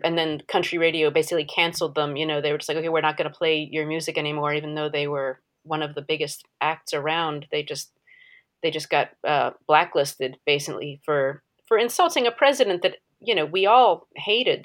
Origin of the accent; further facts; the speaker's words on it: United States; As an American, as a white American